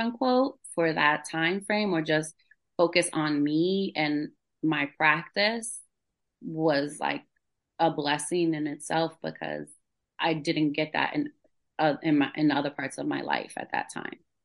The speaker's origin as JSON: {"language": "English", "town": "New York City", "region": "New York", "country": "United States", "tie": "born or raised there", "moved": "yes", "lives_now": "Fayetteville, United States", "said": "I grew up in New York City, like in the Bronx"}